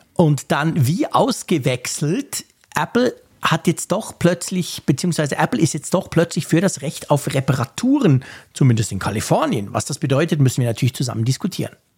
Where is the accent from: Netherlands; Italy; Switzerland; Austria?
Switzerland; ich als Schweizer